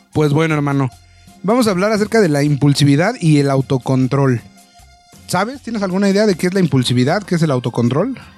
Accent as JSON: {"language": "Spanish", "country": "Mexico", "said": "como mexicanos"}